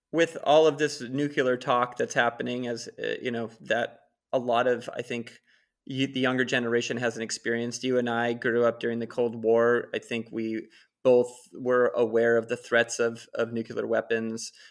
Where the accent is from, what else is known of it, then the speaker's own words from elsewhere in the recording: California, United States; Well, and look at in my home state now, uh, Diablo is up and running and it's going to be extended.